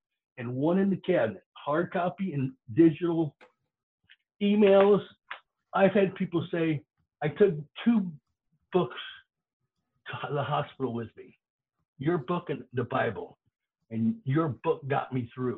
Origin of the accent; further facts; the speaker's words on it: Florida, United States; growing up in Florida